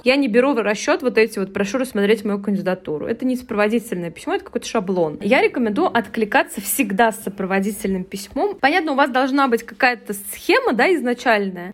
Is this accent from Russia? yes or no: yes; Kazan, Tatarstan, Russia; я там из Казани